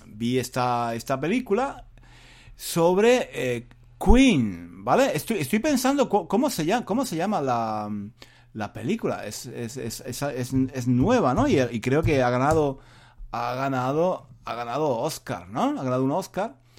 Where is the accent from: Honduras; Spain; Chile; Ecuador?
Spain; yo sea español